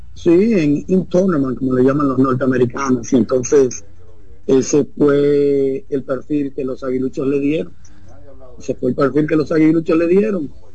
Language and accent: Spanish; Dominican Republic; somos dominicanos